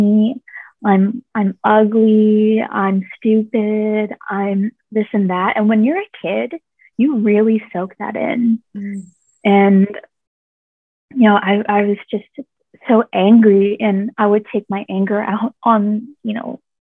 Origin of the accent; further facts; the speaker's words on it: Washington, District of Columbia, United States; moved away as an adult; now in Thailand; when I was a young kid, in Washington, D.C., that's where I grew up